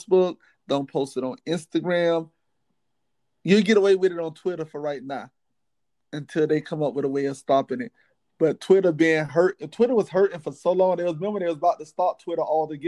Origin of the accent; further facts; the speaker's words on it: Miami, Florida, United States; I'm from Miami.